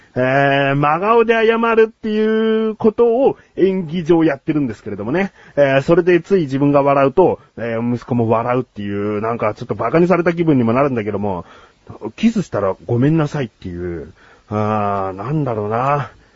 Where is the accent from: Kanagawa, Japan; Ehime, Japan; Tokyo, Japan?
Kanagawa, Japan; Yokohama; 自分はもう生まれも育ちも横浜市でして